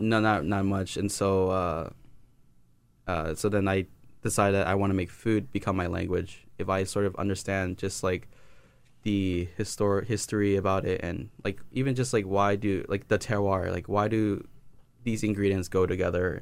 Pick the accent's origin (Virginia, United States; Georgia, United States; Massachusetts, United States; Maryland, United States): Virginia, United States; Alexandria; I was born and raised in Alexander, Virginia, not too far from here